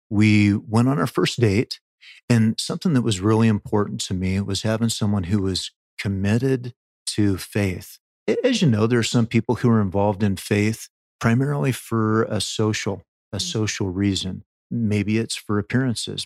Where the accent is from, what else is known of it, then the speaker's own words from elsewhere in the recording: Oregon, United States; also born or lived in Delaware / Maryland / Louisiana; now in Utah, United States; I'm an Oregon boy